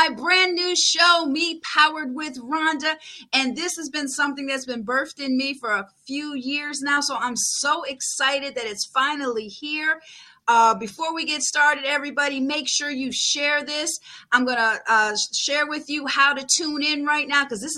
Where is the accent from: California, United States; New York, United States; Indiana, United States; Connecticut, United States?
New York, United States; Buffalo; moved away; I grew up my younger years in Buffalo